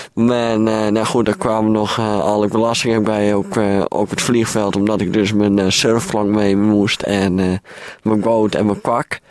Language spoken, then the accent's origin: Dutch; Friesland, Netherlands; ik kom uit Friesland